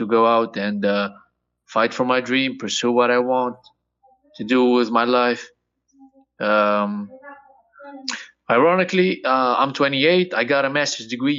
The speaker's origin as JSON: {"language": "English", "country": "Tunisia", "moved": "yes", "said": "I came all the way from Tunisia. It's a small country in North Africa."}